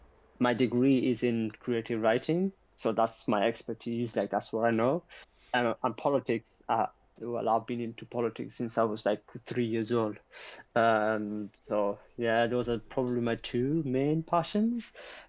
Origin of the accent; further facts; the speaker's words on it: Yorkshire and the Humber, United Kingdom; I'm from West Yorkshire, but not born and raised, but I'm from West Yorkshire.